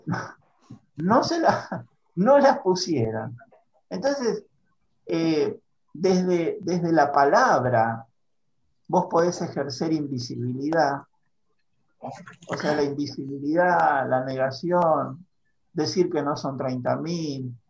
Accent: Argentina

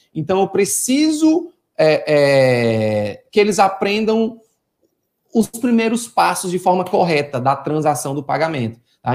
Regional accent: Fortaleza, Ceará, Brazil; moved away as an adult; now in Teresina, Brazil; eu sou de Fortaleza, Ceará, atualmente eu estou morando em Teresina

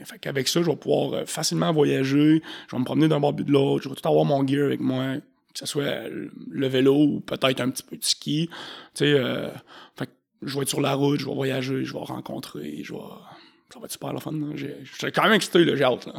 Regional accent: Saint-Raymond, Quebec, Canada; je viens de Saint-Ramon

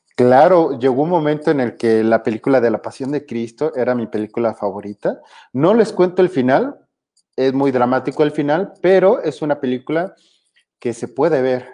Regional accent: Mexico

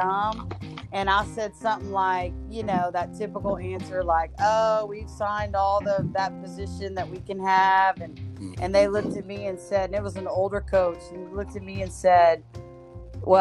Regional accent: South Louisiana, United States; I'm a South Louisiana girl

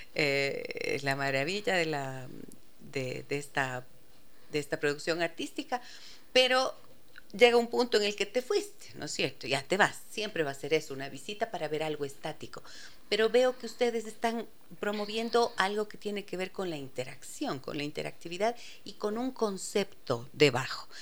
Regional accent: Ibarra, Imbabura, Ecuador; now in Quito, Ecuador; soy de Ibarra, amo, amo mi provincia de Imbabura porque allí crecí, pero nací en Quito y viví aquí hasta cuando tenía eh, seis años

